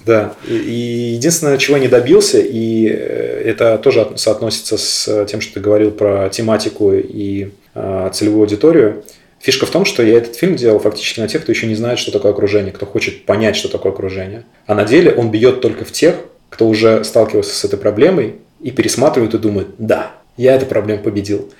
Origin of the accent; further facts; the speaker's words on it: Sestroretsk, Saint Petersburg, Russia; Я прям вырос в Сестрорецке